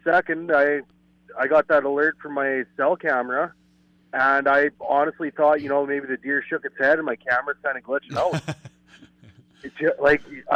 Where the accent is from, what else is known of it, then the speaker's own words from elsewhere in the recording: Yorkton, Saskatchewan, Canada; also born or lived in Alberta; I was born and raised in York and Saskatchewan. Been here whole life.